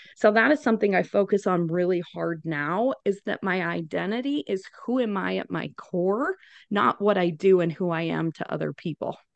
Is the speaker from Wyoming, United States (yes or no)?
yes; Wyoming, United States; moved away as an adult; now in Phoenix, United States; I am originally from Wyoming. So naturally grew up with a bunch of boys